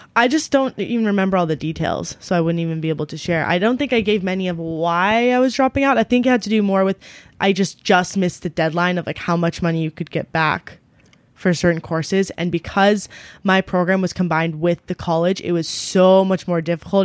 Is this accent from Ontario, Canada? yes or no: yes; Ontario, Canada; also born or lived in London, Ontario; my hometown, which we're currently